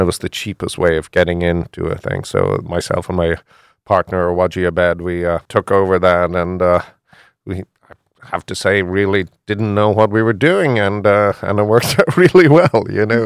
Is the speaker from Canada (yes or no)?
no; Ireland; moved away as an adult; also born or lived in Houston, Texas; now in Philadelphia, United States; I'm from Ireland